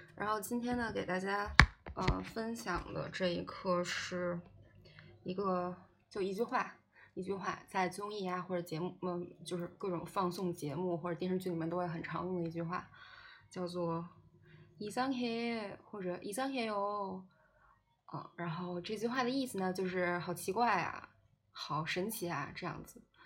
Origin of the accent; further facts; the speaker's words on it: China; 我是个中国人